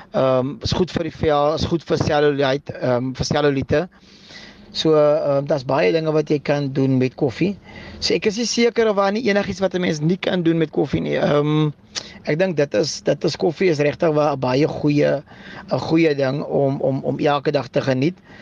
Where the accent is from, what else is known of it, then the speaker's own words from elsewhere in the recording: Bredasdorp, Western Cape, South Africa; now in Eerste River, South Africa; Ek is um van Eersterivier of ek bly tans in Eersterivier. Um gebore in Bredasdorp